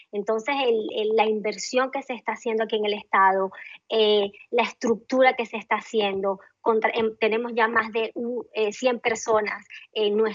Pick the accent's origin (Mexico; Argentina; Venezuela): Venezuela; es nuestro país porque también soy venezolana